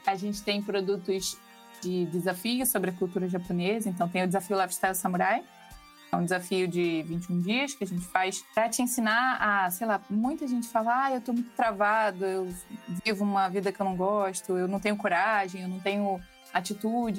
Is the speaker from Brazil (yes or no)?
yes; Rio de Janeiro, Brazil; eu sou carioca